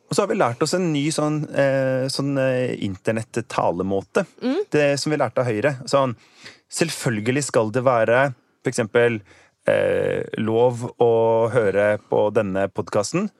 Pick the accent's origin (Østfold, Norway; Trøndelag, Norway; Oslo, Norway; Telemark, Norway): Oslo, Norway; now in Bergen, Norway; som man kanskje kan høre, så kommer jeg fra Oslo